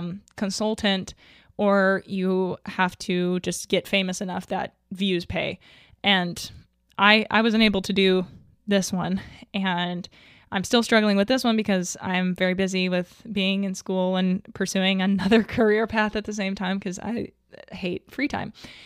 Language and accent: English; the South, United States; other than I was raised in the South and you're just like, as a general rule, not supposed to.